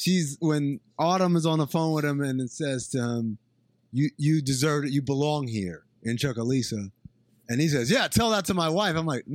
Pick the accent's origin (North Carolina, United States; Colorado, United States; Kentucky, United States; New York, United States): New York, United States; Brooklyn; I'm actually here from Brooklyn. Go. I just went to Queens to go to high school.